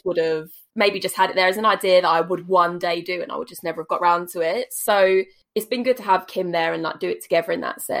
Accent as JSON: {"language": "English", "area": "Essex", "region": "East of England", "country": "United Kingdom", "tie": "born or raised there", "also_born_or_lived": "Canterbury", "said": "I've lived in Essex basically forever."}